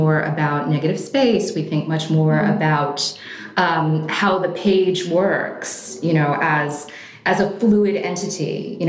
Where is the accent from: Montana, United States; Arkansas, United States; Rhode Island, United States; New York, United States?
New York, United States; also born or lived in Oregon; We were in Oregon for 5 years. I'm originally from New York.